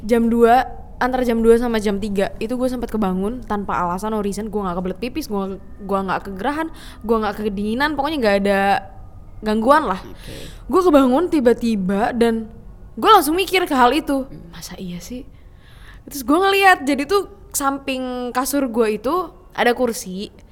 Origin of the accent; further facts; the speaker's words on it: Bekasi, West Java, Indonesia; gua kan dari Bekasi nih maksudnya hmm. gua tuh udah 10 tahun di sono